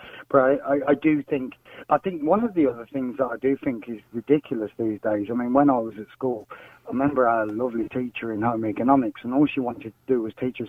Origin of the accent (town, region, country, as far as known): United Kingdom; now in Ireland